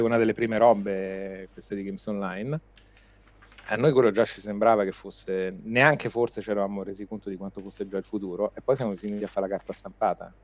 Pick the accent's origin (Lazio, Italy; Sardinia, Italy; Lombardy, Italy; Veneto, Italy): Lazio, Italy; Rome; accent: Roman; moved away as an adult; now in Milan, Italy; io sono nato e cresciuto a Roma